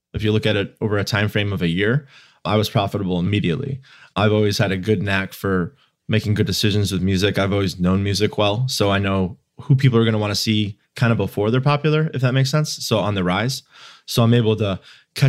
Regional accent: Chicago, Illinois, United States; also born or lived in Indiana; I was in college in Indiana, but I'm from Chicagoland.

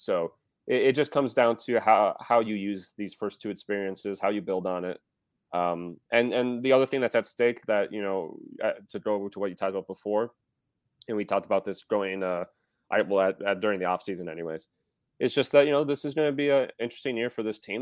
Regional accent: Wisconsin, United States; I am from Wisconsin

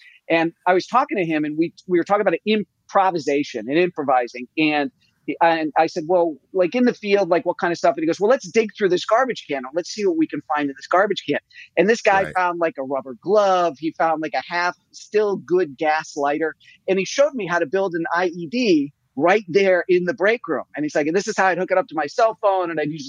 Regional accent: United States; I actually got a lot as an author and as an American.

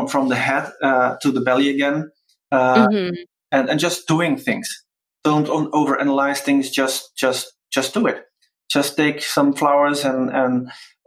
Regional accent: Belgium; born or raised there

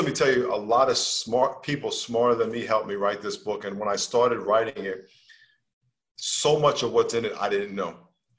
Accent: New York, United States; I live on the West Coast, even though I'm from New York.

